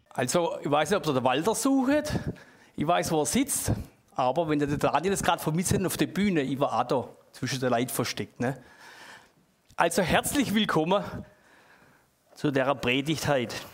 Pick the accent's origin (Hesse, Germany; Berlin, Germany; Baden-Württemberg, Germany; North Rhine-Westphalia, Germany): Baden-Württemberg, Germany; Das ist halt bei uns im Schwabenland, haben wir die kleinen Äcker